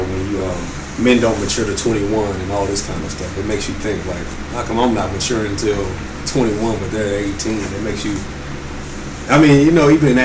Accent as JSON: {"language": "English", "region": "the South", "country": "United States", "moved": "yes", "said": "I'm from the South"}